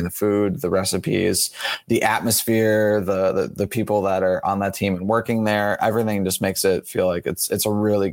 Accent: Fenton, Michigan, United States; I grew up in Fenton, so I've seen the transformation of the downtown area

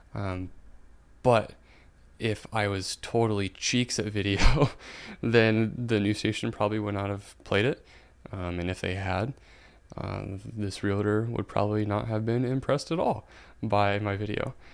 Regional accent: Indiana, United States; I'm from Indiana

